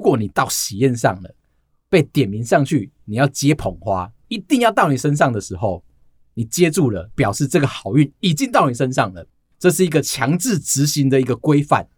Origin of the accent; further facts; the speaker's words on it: Taiwan; 他们会像我们台湾人一样